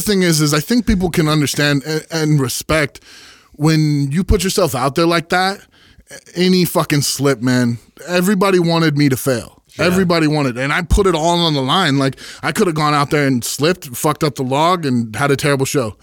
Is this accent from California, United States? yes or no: yes; Santa Cruz, California, United States; I grew up in Santa Cruz